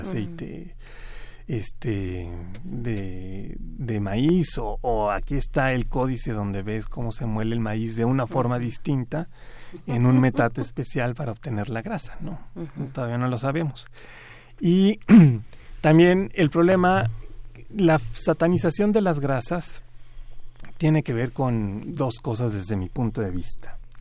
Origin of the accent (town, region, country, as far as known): Mexico